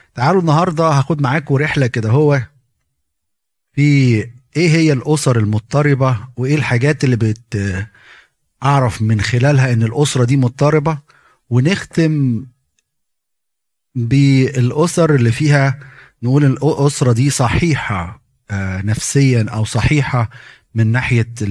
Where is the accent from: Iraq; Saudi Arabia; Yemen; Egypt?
Egypt; احنا كمصريين